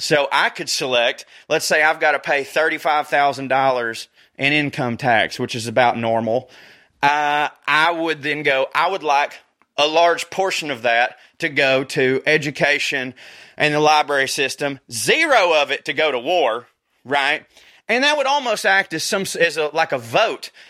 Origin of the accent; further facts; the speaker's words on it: the South, United States; I'm from the South